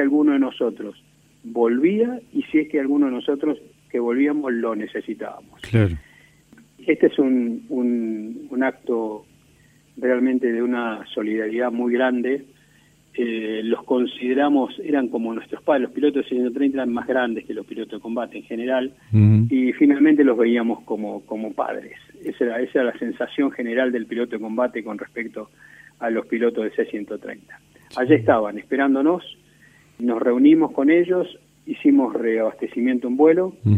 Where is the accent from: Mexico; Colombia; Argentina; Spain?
Argentina